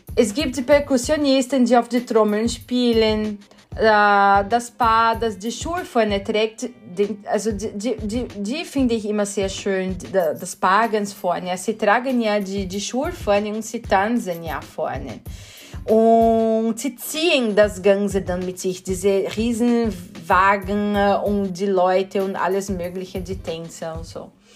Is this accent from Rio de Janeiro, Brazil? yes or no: no; Sorocaba, São Paulo, Brazil; German is a second language; moved away as an adult; now in Vienna, Austria; ich bin gebürtige Brasilianerin, wohne in Wien schon seit 2006, aber ich komme nicht aus Rio, ich komme aus São Paulo